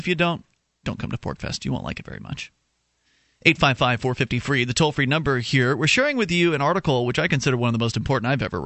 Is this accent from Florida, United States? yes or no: yes; Sarasota, Florida, United States; my hometown of Sarasota, Florida